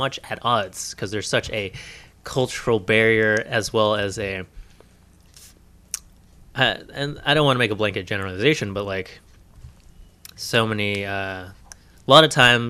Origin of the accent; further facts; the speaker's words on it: Brooklyn, New York, United States; born there; I was born in Brooklyn, okay?